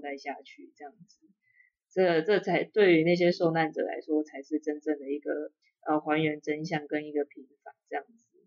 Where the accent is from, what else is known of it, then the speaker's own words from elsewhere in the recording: Taiwan; 我们一直很想要说自己是台湾人